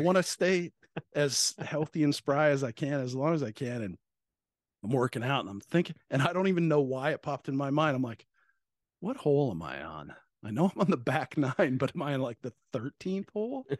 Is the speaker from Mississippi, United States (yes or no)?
no; Bandera, Texas, United States; moved away as an adult; also born or lived in Washington; growing up in Texas